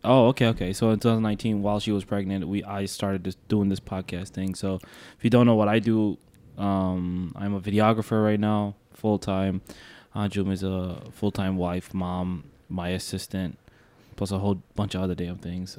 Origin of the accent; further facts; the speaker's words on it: Detroit, Michigan, United States; also born or lived in New York; I grew up in Detroit